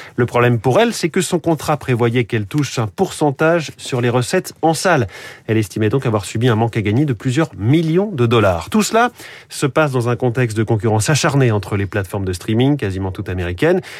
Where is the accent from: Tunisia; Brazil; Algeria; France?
France